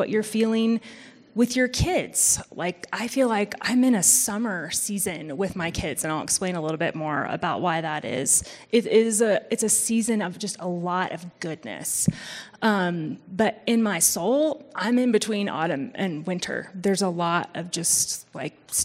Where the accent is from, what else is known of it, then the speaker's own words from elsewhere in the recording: Missouri, United States; moved away; I'm from Missouri, and so we do have four proper seasons